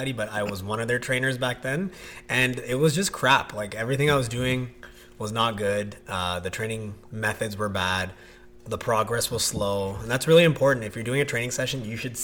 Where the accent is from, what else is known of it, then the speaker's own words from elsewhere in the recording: Toronto, Ontario, Canada; I grew up in Scarborough.